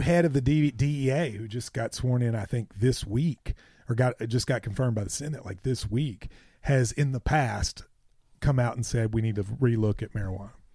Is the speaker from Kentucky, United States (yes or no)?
yes; Southeast Kentucky, United States; I'm from Southeast Kentucky, like you all